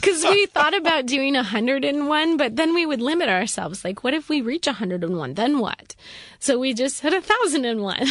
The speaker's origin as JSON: {"language": "English", "town": "Rapid City", "region": "South Dakota", "country": "United States", "tie": "born or raised there", "said": "I grew up in Rapid City, South Dakota, super conservative area"}